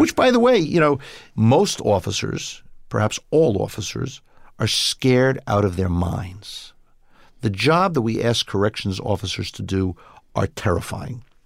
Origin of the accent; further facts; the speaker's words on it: New York City, New York, United States; I grew up in Brooklyn